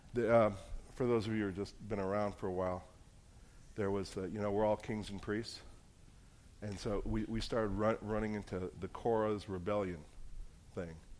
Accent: New Jersey, United States; moved away; I'm from New Jersey

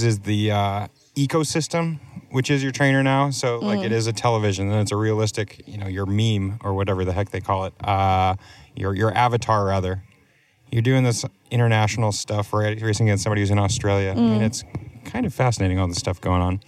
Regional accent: New Hampshire, United States; moved away as an adult; now in Vermont, United States; I'm from New Hampshire

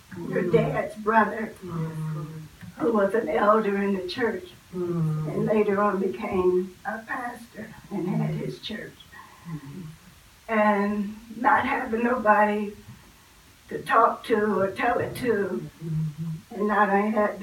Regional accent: Steelton, Pennsylvania, United States; my aunt and uncle brought us to Harrisburg, because I'm from Stilton

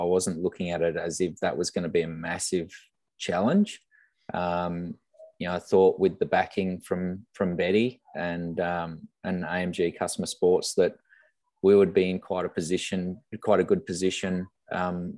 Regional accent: Brisbane, Queensland, Australia; moved away; I come from Brisbane, and the family are up in Gold Coast and Brisbane

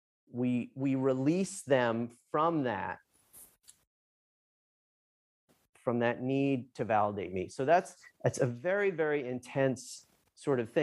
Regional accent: New Jersey, United States; I'm from Jersey.

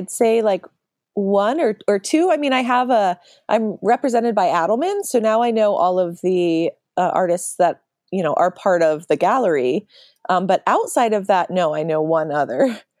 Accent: Philadelphia, Pennsylvania, United States; And I'm originally from Philadelphia, suburb.

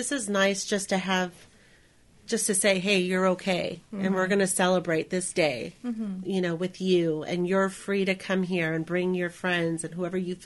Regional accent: La Verne, California, United States; now in Whittier, United States; I'm not from here. I'm from Laverne

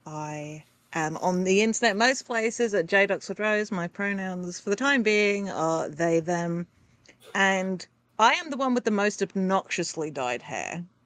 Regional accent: England, United Kingdom; Being English sucks.

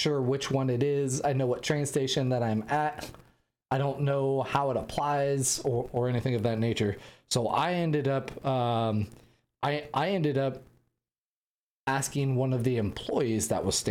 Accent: United States; I'm an American

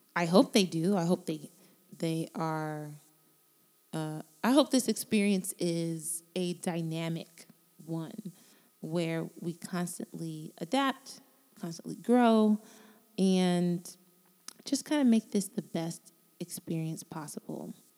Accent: Miami, Florida, United States; I am from Miami, Florida. And I was born to Jamaican parents, immigrants who came here many years ago with my big brother and my big sister. And they started a life in South Florida where I was born

